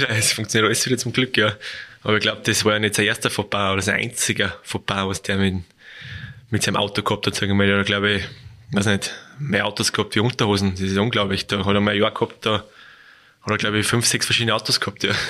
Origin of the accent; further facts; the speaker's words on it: Salzburg, Austria; bin Salzburger, muss ich Salzburg sagen.